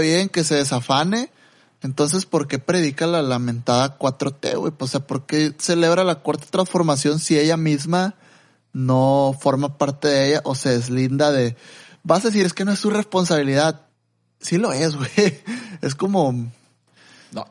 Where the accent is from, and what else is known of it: Mexico